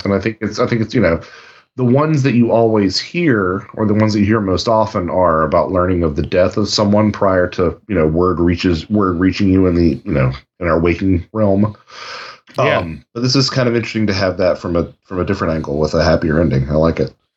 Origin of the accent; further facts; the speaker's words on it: North Carolina, United States; I'm from North Carolina